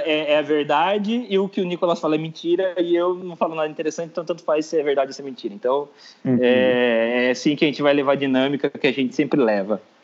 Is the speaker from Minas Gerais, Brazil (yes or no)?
no; Sorocaba, São Paulo, Brazil; eu sou de Sorocaba